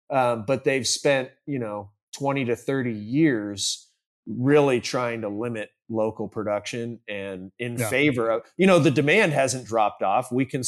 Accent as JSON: {"language": "English", "town": "San Diego", "region": "California", "country": "United States", "tie": "born or raised there", "said": "Grew up in, born and raised in San Diego."}